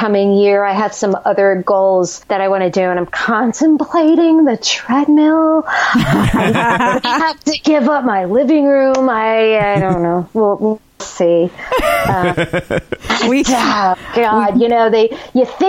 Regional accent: New Jersey, United States; we're both from Jersey

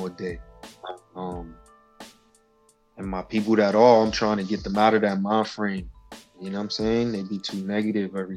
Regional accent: New York City, New York, United States; I'm from Spanish Harlem, man, El Barrio, you know, First Avenue, 115 and First. 113 and Third, those are my home bases right there.

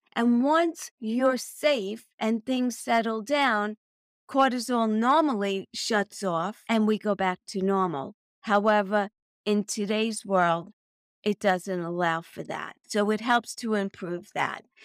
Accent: New York City, New York, United States; also born or lived in Long Island; I was born and raised in Brooklyn, New York

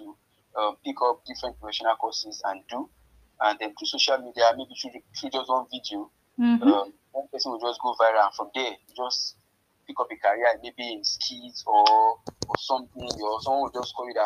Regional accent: Ayete, Oyo, Nigeria; I'm from Ayete, to be precise. My dad is from Ayete, my mom is from Ikiri

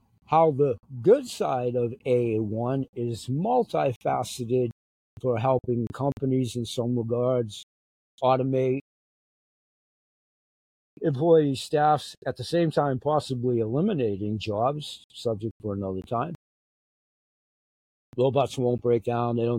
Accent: United States; I'm an American citizen

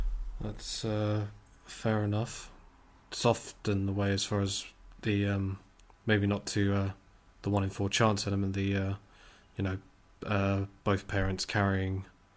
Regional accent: Weymouth, South West England, United Kingdom; I guess I ask it as a person who's... from Weymouth, another seaside town.

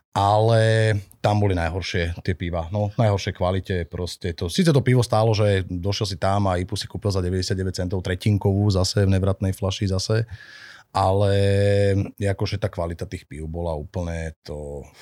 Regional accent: Bratislava, Bratislava Region, Slovakia; moved away as an adult; also born or lived in Myjava; now in Senica, Slovakia; Ja som pôvodom z Bratislavy, neskôr Aha. žijúci na Mijave a teraz dlhodobo žijúci v Senici.

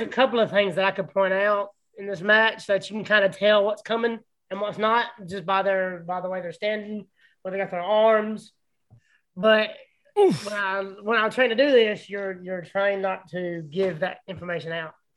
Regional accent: Alabama, United States; since I am from Alabama.

